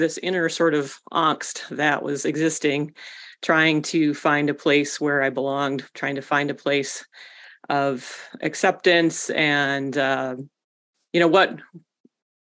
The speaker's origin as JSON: {"language": "English", "region": "West Michigan", "country": "United States", "tie": "born or raised there", "said": "I grew up in West Michigan"}